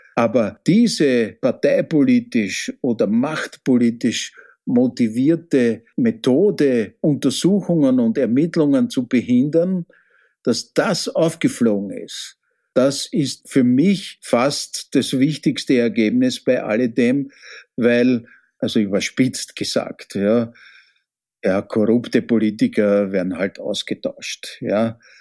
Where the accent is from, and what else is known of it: Austria